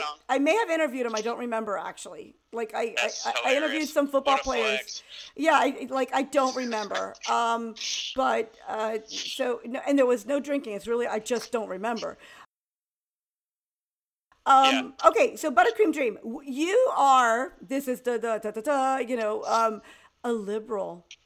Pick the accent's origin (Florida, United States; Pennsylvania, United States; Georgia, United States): Georgia, United States; accent: Southern; I have a Southern accent. I'm from Georgia and I'm a white guy